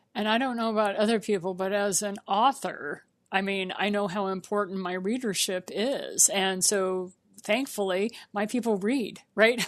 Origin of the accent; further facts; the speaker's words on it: Missouri, United States; my home state, Saint Louis, Missouri